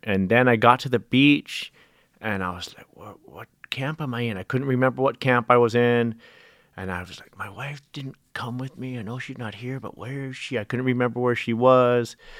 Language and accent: English; Hawaii, United States; growing up in Hawaii